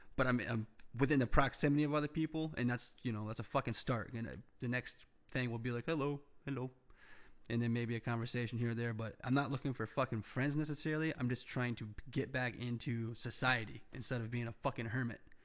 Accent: United States; as an entrepreneur, as a American

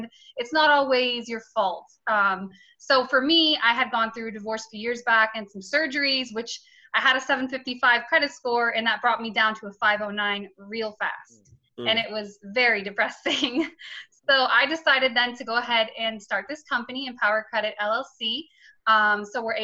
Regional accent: St. Petersburg, Florida, United States; now in Tampa, United States; I'm originally born and raised in St. Pete, Florida, currently live in Tampa

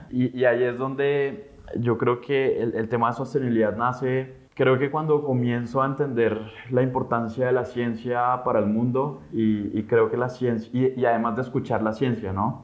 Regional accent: Colombia; como colombianos

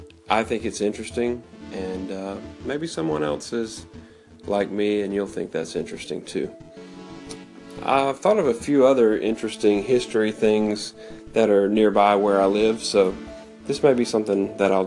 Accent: Phenix City, Alabama, United States; that's the story of my hometown.

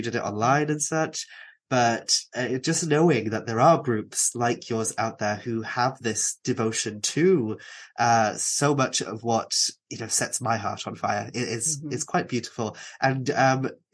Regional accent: Aberffraw, Wales, United Kingdom; I grew up in Anglesey

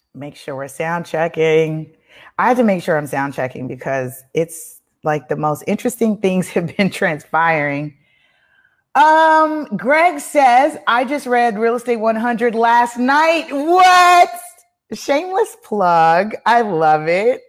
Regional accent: Belize; I'm from Belize. My folks is from Belize.

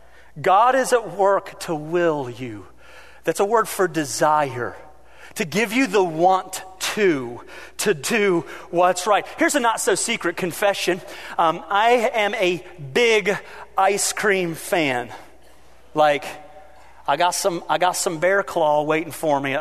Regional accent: United States; as an American

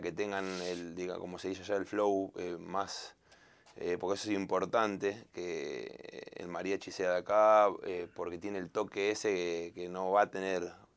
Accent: Argentina; also born or lived in Colombia; soy argentino

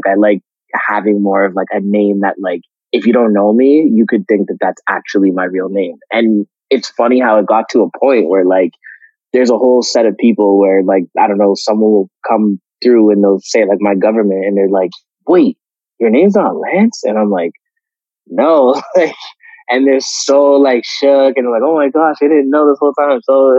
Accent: Nigeria; And us being Nigerian, you guys being Nigerian

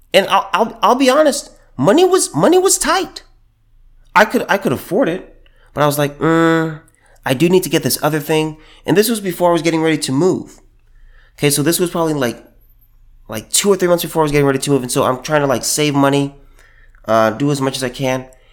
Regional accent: California, United States; moved away; I was from California

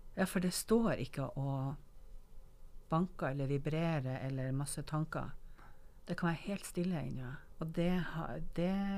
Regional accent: Northern Norway, Norway; jeg som nordlending

